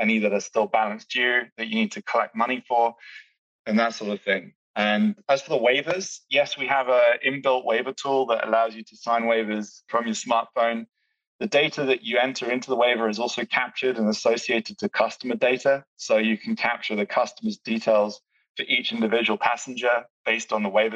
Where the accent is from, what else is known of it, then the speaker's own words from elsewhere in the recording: United Kingdom; I'm British